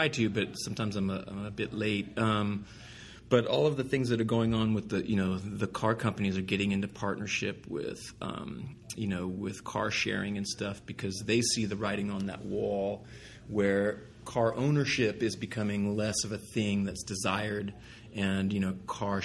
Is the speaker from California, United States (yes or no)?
yes; Southern California, United States; growing up in Southern California, there's a lot of cars